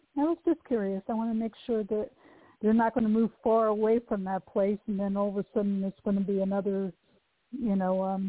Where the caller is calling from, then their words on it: Oregon, United States; from Oregon.